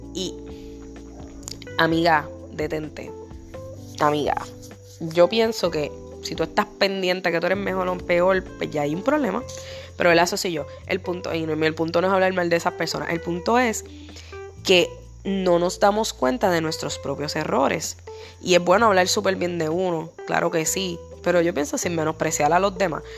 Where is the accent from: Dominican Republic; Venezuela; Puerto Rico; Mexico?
Puerto Rico; yo soy negra porque yo soy boricua, y los boricuas somos español, taíno y negro